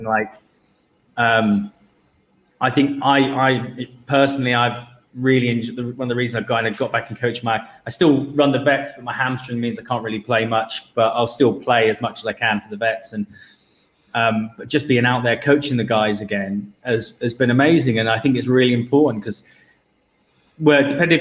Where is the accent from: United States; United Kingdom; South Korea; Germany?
United Kingdom; Devon, South West England; I'm from Devon